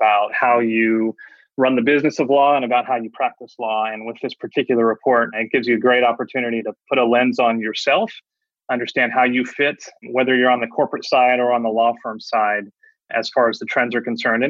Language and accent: English; Bay Area, California, United States; now in North Carolina, United States; I was born and raised in the Bay Area on the West Coast